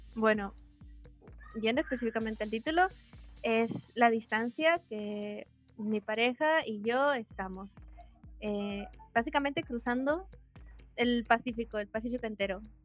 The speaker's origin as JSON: {"language": "Spanish", "country": "Peru", "said": "soy de Perú, tengo 19 años"}